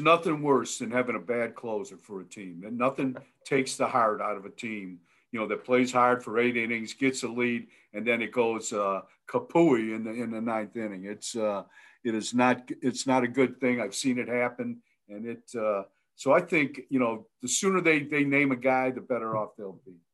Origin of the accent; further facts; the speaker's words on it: Milan, Ohio, United States; now in Idaho, United States; I grew up there in Milan, Ohio, but I now live out in Idaho